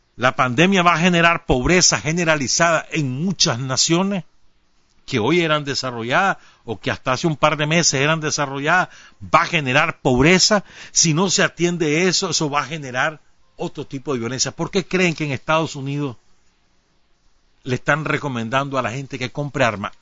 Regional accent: Nicaragua; cómo somos los nicas

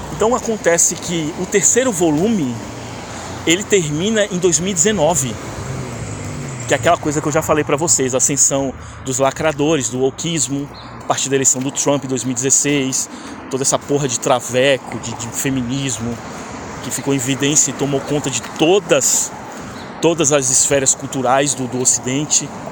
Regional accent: Brazil; moved away as an adult; now in Canada; eu saí do Brasil vai fazer um ano já

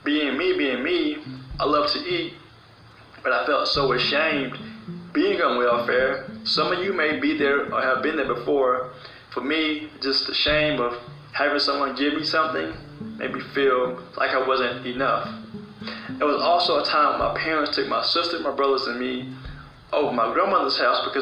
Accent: South Carolina, United States; I am from South Carolina

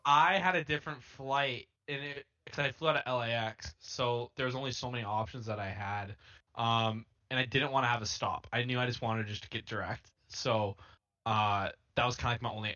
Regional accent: United States; I'm American

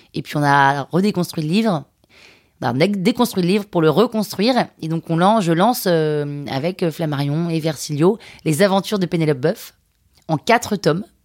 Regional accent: Limousin, Nouvelle-Aquitaine, France; je viens du Limousin

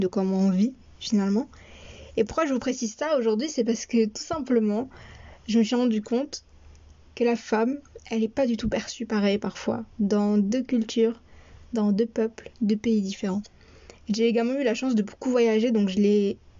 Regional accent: France; also born or lived in Morocco (parents' origin); je suis née et j'ai grandi en France

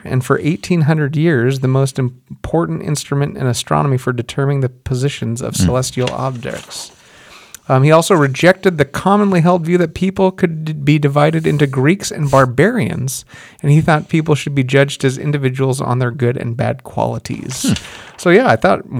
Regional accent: Hawaii, United States; growing up in Hawaii

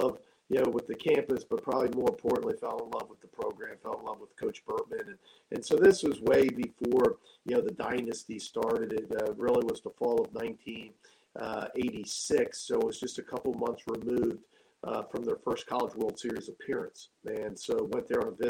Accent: Seminole, Florida, United States; also born or lived in Wilmington, Delaware; I grew up in South Florida in a city called Seminole, which is a suburb of St. Petersburg, kind of nestled between Clearwater and St. Pete

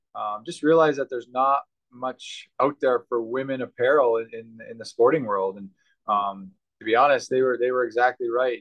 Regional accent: Yorkton, Saskatchewan, Canada; Yorkton, Saskatchewan, where I grew up

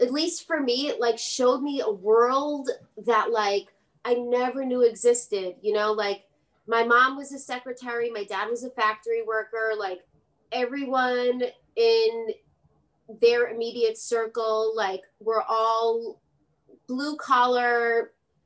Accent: New York City, New York, United States; also born or lived in Cupertino / Puerto Rico; Brooklyn girl

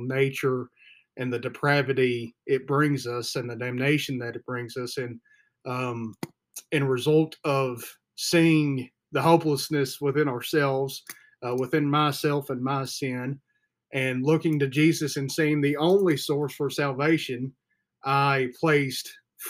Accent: the Bible Belt, United States; I grew up in the Bible Belt

